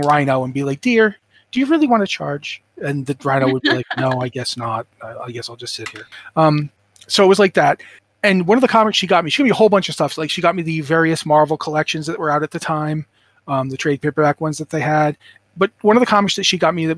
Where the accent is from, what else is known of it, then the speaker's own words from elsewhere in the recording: Rhode Island, United States; I'm from Rhode Island